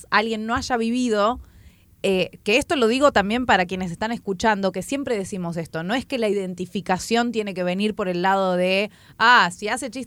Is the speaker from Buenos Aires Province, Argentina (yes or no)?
no; Chubut, Argentina; moved away; yo soy de Chubut